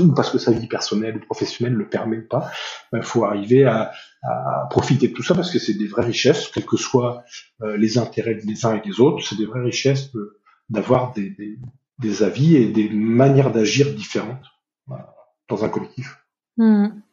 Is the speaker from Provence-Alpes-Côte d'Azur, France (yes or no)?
no; Nord, Hauts-de-France, France; je suis originaire du Nord